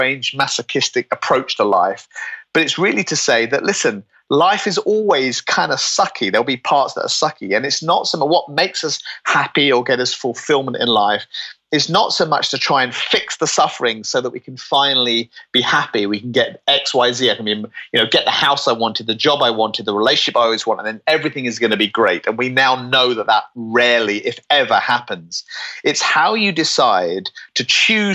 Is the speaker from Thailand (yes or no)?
no; United Kingdom; I'm British